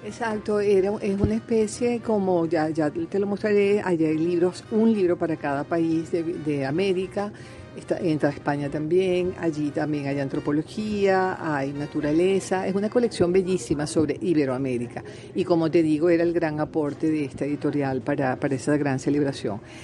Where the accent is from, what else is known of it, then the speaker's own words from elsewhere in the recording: Venezuela; moved away as an adult; me fui a los 18 años de Venezuela